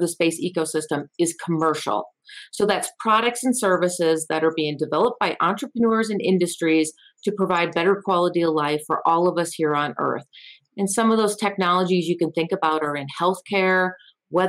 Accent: Eau Claire, Wisconsin, United States; moved away as an adult; also born or lived in Florida / Los Angeles, California; now in Colorado Springs, United States; I grew up in Eau Claire, Wisconsin

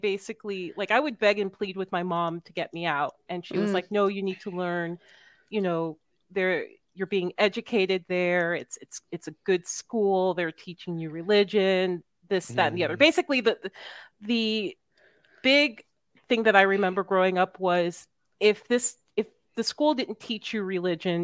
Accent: Miami, Florida, United States; I'm from Miami.

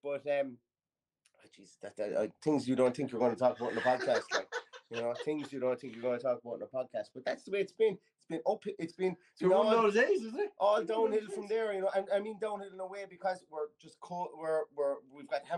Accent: Ireland; we come from Ireland.

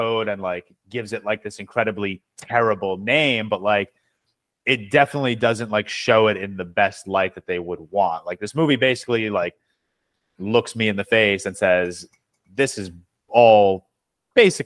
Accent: New York, United States; I'm born and raised in New York

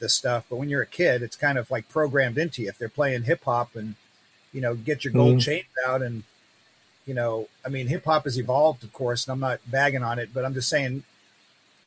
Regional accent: New York, United States; I'm from, you know, originally from New York.

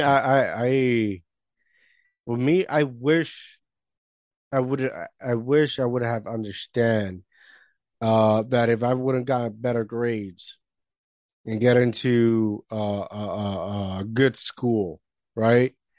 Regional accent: Puerto Rico; moved away; I grew up in the Caribbean, Puerto Rico

